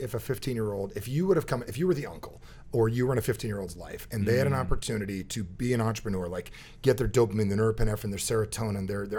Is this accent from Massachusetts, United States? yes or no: no; New Jersey, United States; Plus, I'm from Jersey